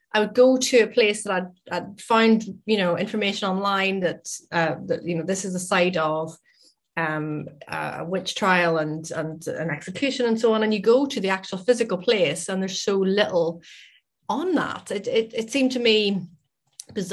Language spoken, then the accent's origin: English; Northern Ireland, United Kingdom; moved away as an adult; now in Scotland, United Kingdom; I live in Scotland, but I'm originally from Northern Ireland, hence my accent.